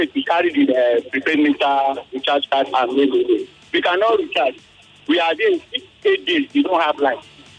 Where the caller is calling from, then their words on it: Ikeja, Lagos, Nigeria; Yeah, I'm calling from Ikesha.